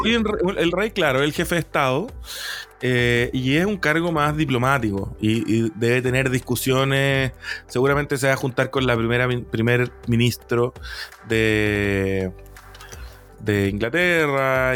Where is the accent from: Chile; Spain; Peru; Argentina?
Chile; nosotros como chilenos